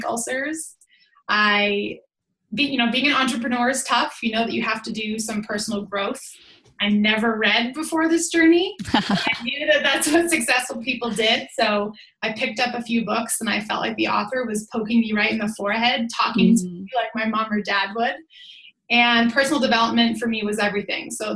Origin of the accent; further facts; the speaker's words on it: Boston, Massachusetts, United States; moved away as an adult; now in Lake Tahoe, United States; But I'm originally from Boston, Mass. I now live in Lake Tahoe, California.